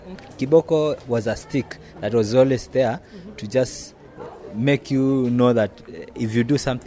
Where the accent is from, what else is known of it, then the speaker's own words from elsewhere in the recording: Tanzania; I'm from Tanzania.